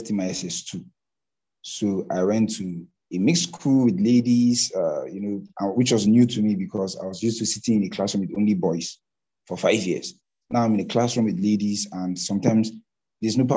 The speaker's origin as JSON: {"language": "English", "town": "Zaria", "region": "Kaduna State", "country": "Nigeria", "tie": "born or raised there", "moved": "as an adult", "lives_now": "Kano, Nigeria", "said": "I grew up in Zaria, which is a part of Kaduna State, Nigeria"}